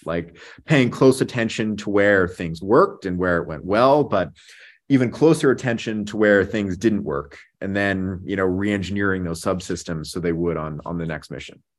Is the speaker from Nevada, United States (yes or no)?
yes; Las Vegas, Nevada, United States; I grew up in Vegas. It's actually where I'm calling in from today